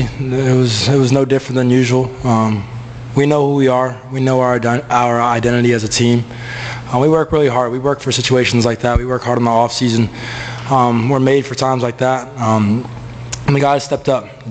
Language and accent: English; Palm Beach County, Florida, United States; growing up in Palm Beach